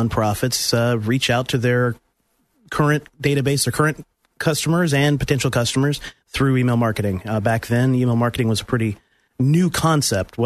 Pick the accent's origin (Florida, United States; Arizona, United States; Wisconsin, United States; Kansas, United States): Florida, United States; Pensacola; moved away as an adult; also born or lived in Miami / Massachusetts / Alabama / Tennessee; now in Central Florida, United States; I've lived in Pensacola for a majority of my childhood